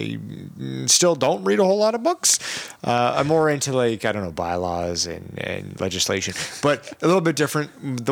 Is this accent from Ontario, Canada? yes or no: yes; Stratford, Ontario, Canada; growing up in Stratford